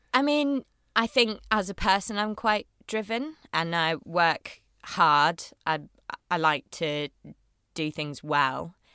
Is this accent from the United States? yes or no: no; Bath, South West England, United Kingdom; also born or lived in Chippenham / Yorkshire; I was born in Bath